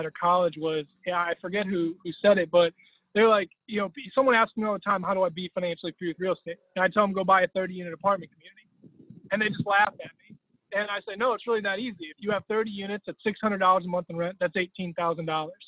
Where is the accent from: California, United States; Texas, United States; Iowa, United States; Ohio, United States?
Ohio, United States; Cleveland; also born or lived in Bethlehem, Pennsylvania / Allentown, Pennsylvania; now in Columbus, United States; originally born in Cleveland